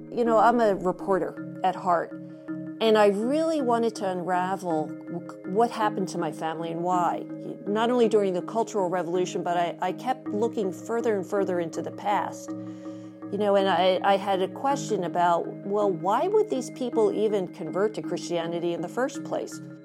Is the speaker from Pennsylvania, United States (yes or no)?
yes; Philadelphia, Pennsylvania, United States; I grew up in Philadelphia